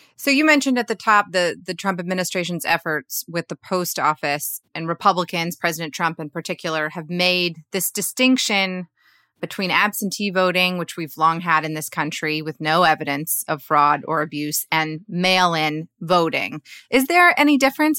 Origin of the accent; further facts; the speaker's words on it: Georgia, United States; Georgia, my home state